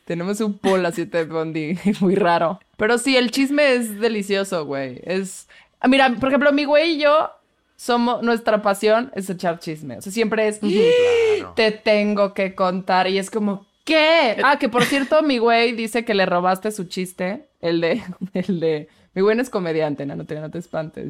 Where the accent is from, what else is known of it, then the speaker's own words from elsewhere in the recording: Querétaro, Mexico; Querétaro, de donde soy yo